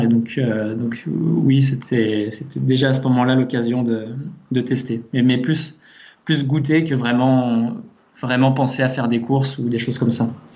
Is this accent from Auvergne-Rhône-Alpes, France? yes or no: yes; near Annemasse, Haute-Savoie, Auvergne-Rhône-Alpes, France; on est originaire de à côté d'Annemasse en fait, en, Haute-Savoie.